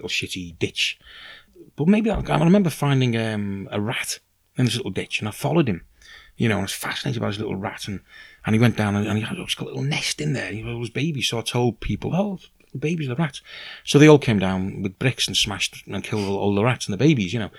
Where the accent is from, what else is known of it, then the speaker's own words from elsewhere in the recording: Liverpool, North West England, United Kingdom; moved away; also born or lived in Aberystwyth; I was born in Liverpool, in something of a kind of white ghetto, really, you know. I mean, we weren't dirt poor at all, but we were, you know, working class